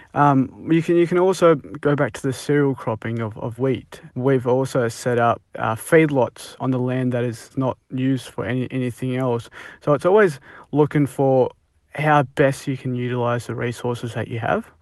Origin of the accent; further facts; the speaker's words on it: Punjab, India; now in Australia; we're from Punjab and India